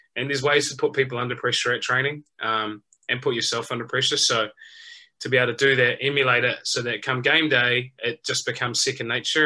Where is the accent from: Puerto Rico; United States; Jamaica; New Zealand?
New Zealand; as a young kid growing up in New Zealand